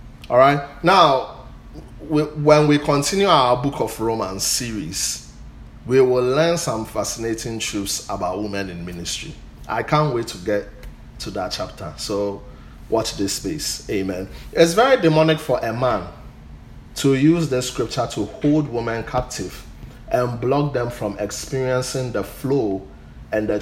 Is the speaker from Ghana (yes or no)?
yes; Ghana; I'm a Ghanaian